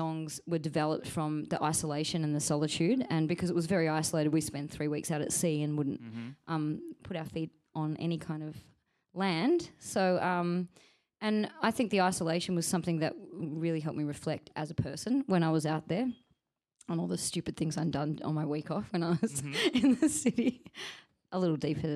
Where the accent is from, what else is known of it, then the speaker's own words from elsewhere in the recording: Perth, Western Australia, Australia; moved away; I'm from Perth in WA, and I'm happy to be in Melbourne.